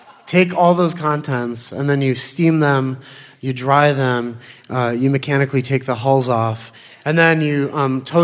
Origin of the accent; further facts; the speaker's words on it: Pittsburgh, Pennsylvania, United States; now in Philadelphia, United States; I grew up in Pittsburgh, in Squirrel Hill, actually, to an Israeli father and an American mother.